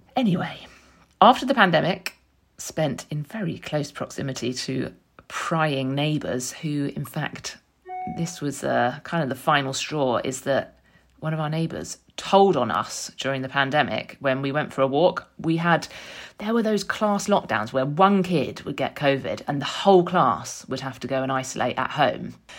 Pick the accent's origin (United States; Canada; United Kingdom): United Kingdom; London; moved away as an adult; now in Frome, United Kingdom; I grew up in North London, raised by my mum and dad